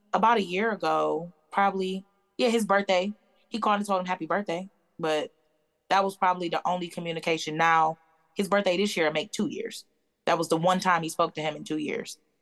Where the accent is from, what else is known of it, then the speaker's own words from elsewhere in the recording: Detroit, Michigan, United States; moved away as an adult; I'm originally from Michigan, from Detroit.